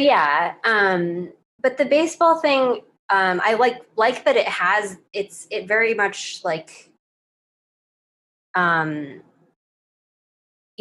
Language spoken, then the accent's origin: English; United States; I'm Chinese American